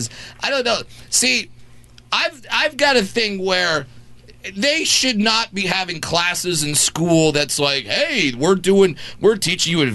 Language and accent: English; Brea, California, United States; doing 5 shows in my hometown.